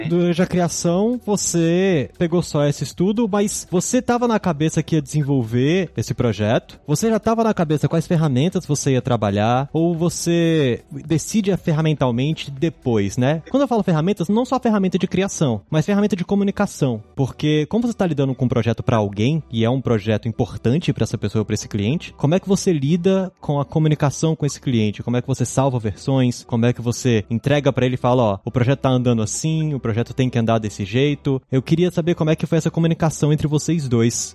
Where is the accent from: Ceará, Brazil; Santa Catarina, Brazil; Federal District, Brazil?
Federal District, Brazil; Brasília; Eu que sou brasiliense aqui